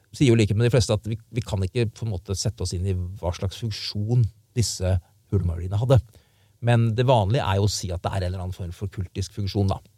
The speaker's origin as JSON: {"language": "Norwegian", "region": "Indre Østfold", "country": "Norway", "tie": "born or raised there", "also_born_or_lived": "Frogner, Oslo", "said": "Jeg er jo fra Indre Østfold. Og da jeg vokste opp, så var det fortsatt én TV-kanal i Norge, men vi østfoldinger hadde jo den fordelen at vi fikk inn svensk TV"}